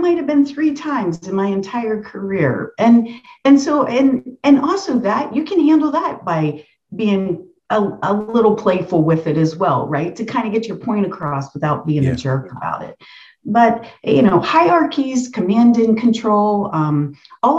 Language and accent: English; the North, United States; I grew up in the North